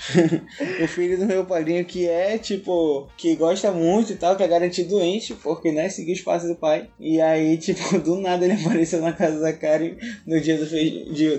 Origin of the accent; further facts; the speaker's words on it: Amazonas, Brazil; a gente é amazonense